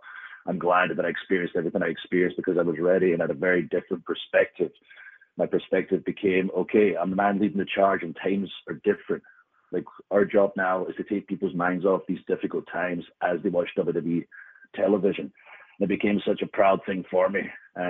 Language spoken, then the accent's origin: English; Scotland, United Kingdom; being Scottish gives me the upper hand, where we just love fighting in any situation, generally in a bar.